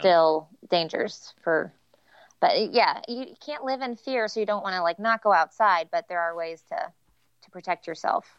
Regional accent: Kansas City, United States; I'm from Kansas City, but, um, our elementary school would go to this place called Wildwood

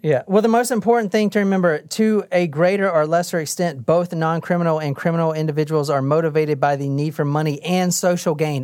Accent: South Carolina, United States; I'm from the South.

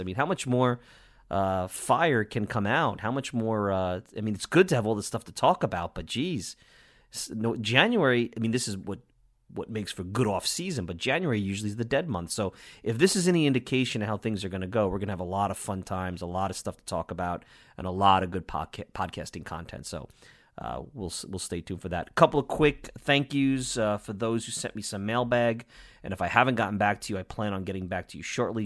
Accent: New York, United States; accent: New York; my New York accent

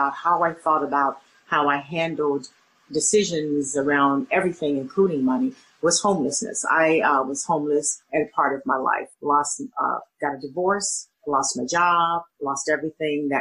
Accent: Little Rock, Arkansas, United States; moved away as an adult; also born or lived in Florida; now in Chicago, United States; I grew up in Little Rock, Arkansas, stayed there till after I finished college

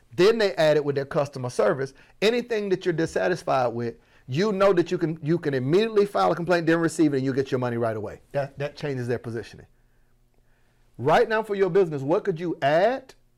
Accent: Florida, United States; I'm from Florida, that was my accent

